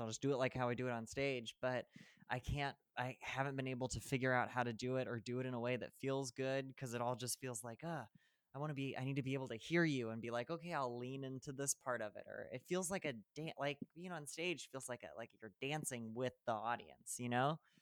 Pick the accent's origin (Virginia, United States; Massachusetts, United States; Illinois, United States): Illinois, United States; central; moved away as an adult; also born or lived in New York / Los Angeles / New Jersey; now in Chicago, United States; I drove from New Jersey to my hometown in central Illinois